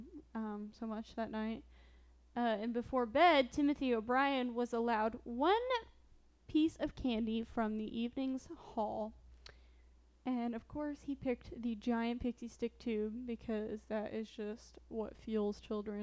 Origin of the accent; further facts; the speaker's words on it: Midwest, United States; now in Missouri, United States; Growing up in the Midwest